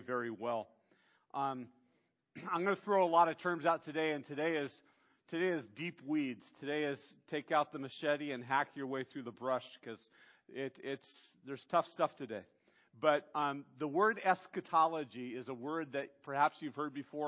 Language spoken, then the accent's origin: English; United States; as Western American Christians